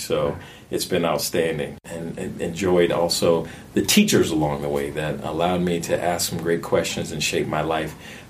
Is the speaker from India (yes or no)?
no; Richmond, Virginia, United States; now in Minneapolis, United States; born and raised in Richmond, Virginia. Proud son